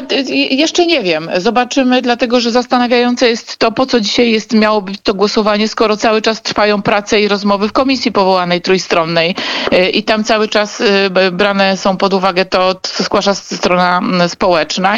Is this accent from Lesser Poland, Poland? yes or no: yes; Kraków, Lesser Poland, Poland; oboje jesteśmy z Krakowa